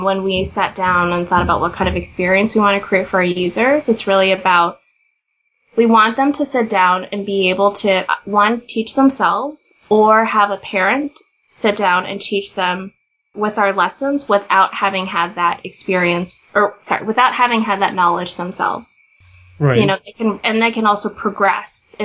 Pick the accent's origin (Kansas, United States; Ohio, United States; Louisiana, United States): Kansas, United States; But I grew up in Kansas